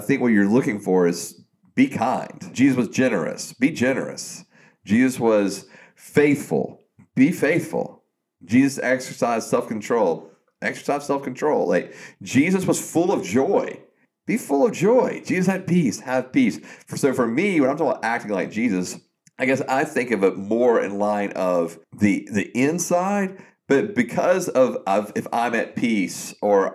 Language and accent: English; South Georgia, United States; growing up in South Georgia, hunting and fishing and playing sports